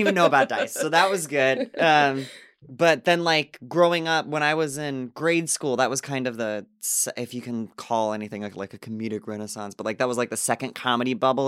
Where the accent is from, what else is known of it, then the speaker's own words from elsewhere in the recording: Illinois, United States; moved away as an adult; also born or lived in Asbury Park, New Jersey / Los Angeles; we came back to my town in Illinois, and I was doing it a lot at a club that's there in my hometown